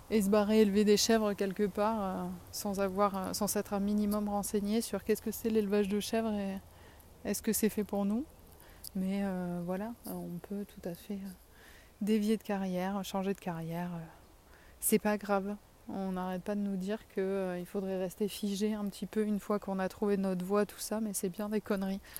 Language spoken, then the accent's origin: French; south of France, France; accent: southern French; je perds un peu mon accent quand je parle. Mais, et que je sais que je suis écrit, qu'on m'entend parce que du coup je suis timide. Mais j'ai quand même bien l'accent du sud.